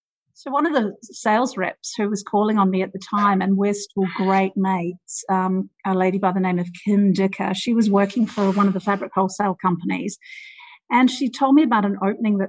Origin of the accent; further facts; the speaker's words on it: New Zealand; moved away as an adult; also born or lived in Wellington, New Zealand / United Kingdom; now in Sydney, Australia; I was born in New Zealand, actually, and I grew up there